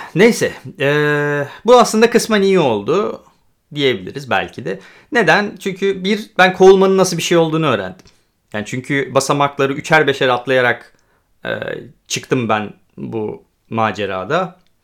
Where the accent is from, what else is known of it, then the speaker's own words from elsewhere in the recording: Turkey; moved away as an adult; now in Poland; Türkiye'de doğdum, Türkiye'de büyüdüm ama ben hem Türk hem Gürcü vatandaşıyım